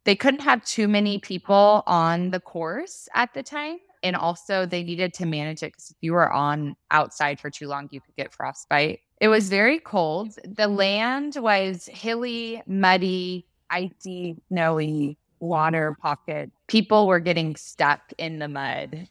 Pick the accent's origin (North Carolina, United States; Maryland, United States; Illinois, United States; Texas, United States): Texas, United States; we're from Texas